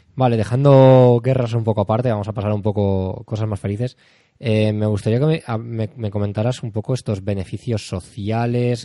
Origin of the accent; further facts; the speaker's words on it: Spain; somos españoles, pero eh, aquí en España